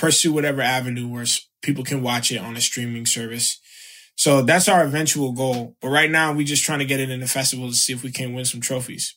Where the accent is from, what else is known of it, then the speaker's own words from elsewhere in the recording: South Florida, United States; moved away as an adult; also born or lived in Chicago / New York; I grew up in South Florida. I was born in Chicago